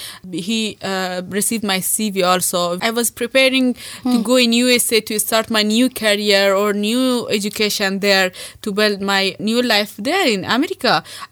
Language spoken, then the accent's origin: English; India; When I came from India, I said, okay, you do your master, I will work and support you when you come back.